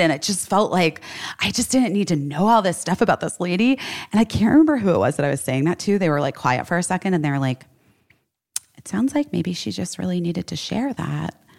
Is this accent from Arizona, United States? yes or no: yes; Scottsdale, Arizona, United States; moved away; my old neighborhood that I grew up in in Scottsdale